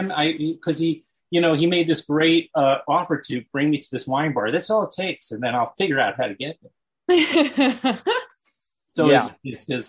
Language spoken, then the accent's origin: English; New York City, New York, United States; Well, I was born and raised in Queens.